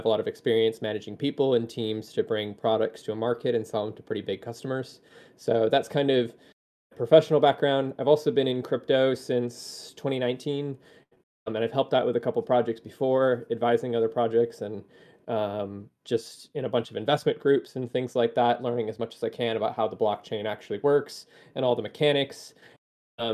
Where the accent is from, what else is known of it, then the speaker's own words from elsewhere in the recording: Chicago, Illinois, United States; now in Ohio, United States; I was born and raised in the Midwest. I grew up in Chicago